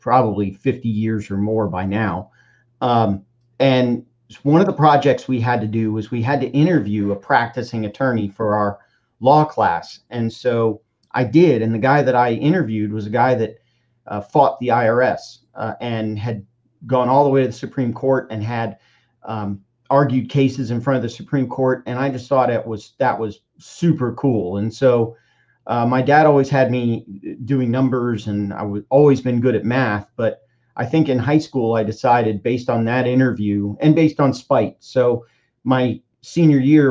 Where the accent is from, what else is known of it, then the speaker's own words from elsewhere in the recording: Miami, Florida, United States; now in Tampa, United States; we all moved down to Miami and I grew up in Miami and spent the next, 17 years in Miami